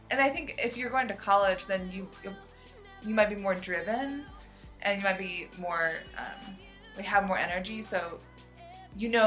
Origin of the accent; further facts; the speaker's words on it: United States; I grew up in the United States in America.